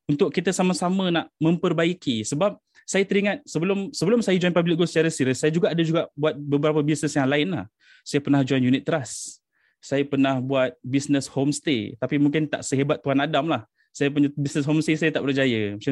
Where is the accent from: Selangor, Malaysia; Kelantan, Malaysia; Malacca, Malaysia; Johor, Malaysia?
Selangor, Malaysia; now in Gambang, Malaysia; Saya berasal dari Selangor tapi saya dah duduk di Pahang sejak 5 6 tahun lepas lah. Ah, saya menetap di Gambang.